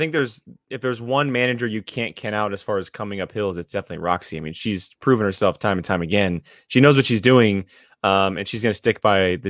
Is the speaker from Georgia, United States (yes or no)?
no; Sacramento, California, United States; Because I'm from the Sacramento area